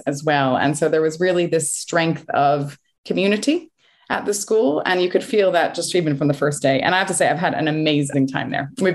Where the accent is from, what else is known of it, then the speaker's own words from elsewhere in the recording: United States; moved away as an adult; also born or lived in Connecticut / New York; now in United Kingdom; I grew up in Connecticut and New York